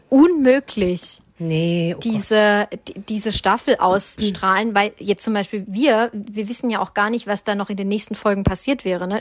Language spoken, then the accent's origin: German; Swabia, Germany; accent: Swabian; Ich bin Schwabe, ich darf das, ich kann alles außer Hochdeutsch